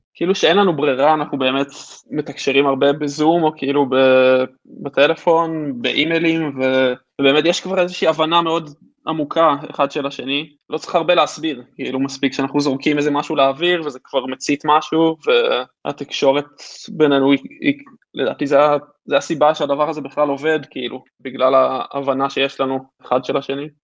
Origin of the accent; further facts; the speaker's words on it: Haifa, Haifa District, Israel; הסביבה שגדלנו בה, חיפה